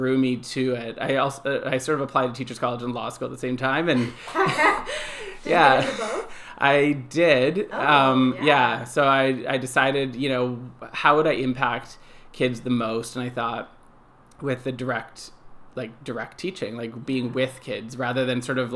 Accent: Toronto, Ontario, Canada; I grew up in Toronto. I've lived in Toronto my whole life, so I'm kind of a city boy

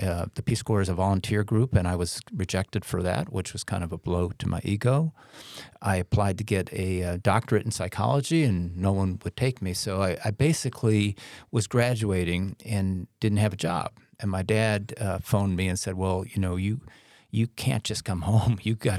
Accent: Midwest, United States; now in New York City, United States; I was a kid from the Midwest, turned up in the big city.

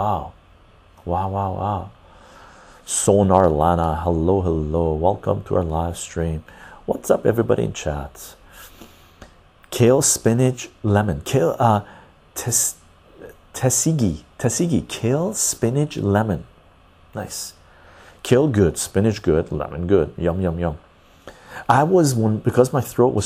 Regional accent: Iran; moved away; I was born in Iran

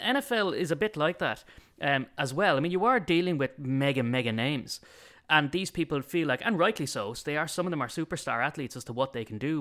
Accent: Ireland; being Irish

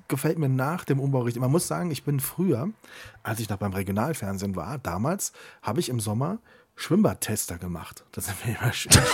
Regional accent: Siegburg, North Rhine-Westphalia, Germany; in meiner Heimatstadt natürlich das Freibad in Siegburg. Da bin ich groß geworden.

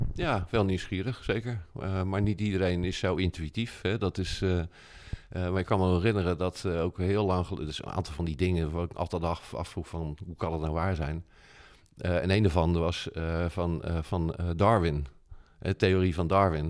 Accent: Rotterdam, South Holland, Netherlands; also born or lived in Kralingen, Rotterdam; wij wonen in Kralingen en maar ik ben geboren in Krooswijk, hè, dus dat is vlakbij.

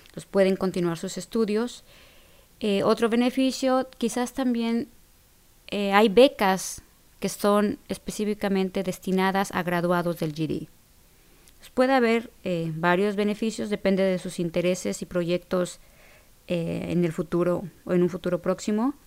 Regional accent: Mexico; now in Illinois, United States; allá lo conocemos como secundaria

